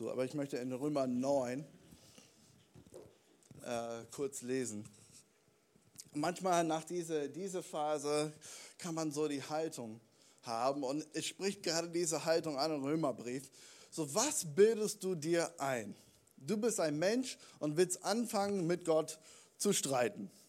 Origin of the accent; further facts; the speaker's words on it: United States; Warum bin ich Amerikaner? Warum hast du diesen Plan für mich in meinem Leben?